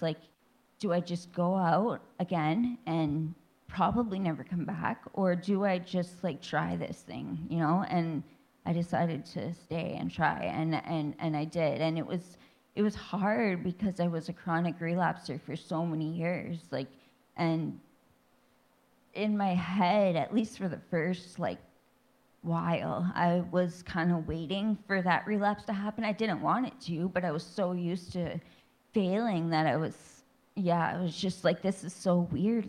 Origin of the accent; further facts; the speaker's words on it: Thunder Bay, Ontario, Canada; I grew up in Thunder Bay, Ontario, Ontario. was born and raised